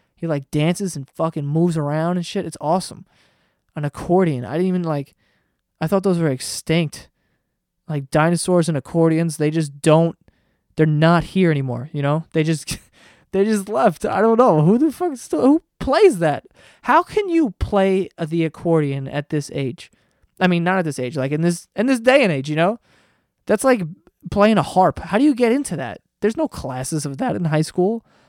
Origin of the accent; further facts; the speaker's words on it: New York, United States; I'm from New York